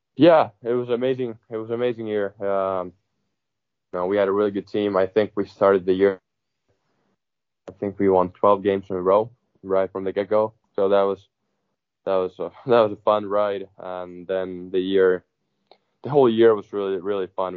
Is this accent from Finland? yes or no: yes; Southwest Finland, Finland; moved away as an adult; also born or lived in Minnesota, United States; I joined the club in in Turku